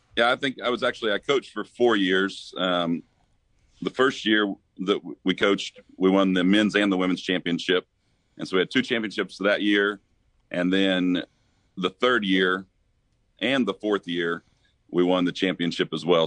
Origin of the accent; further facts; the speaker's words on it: Missouri, United States; moved away as an adult; went back to Missouri. Ended up working with the church there back in my hometown for two years